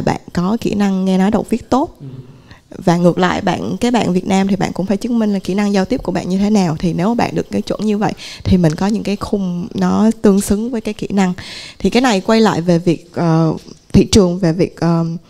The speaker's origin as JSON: {"language": "Vietnamese", "country": "Vietnam", "said": "mình cũng người Việt Nam"}